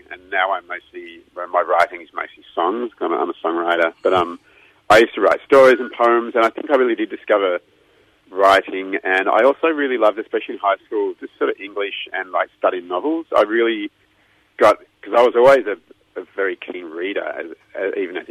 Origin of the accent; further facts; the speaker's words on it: Melbourne, Victoria, Australia; I was born in Melbourne at St. Vincent's Hospital. I've lived here all my life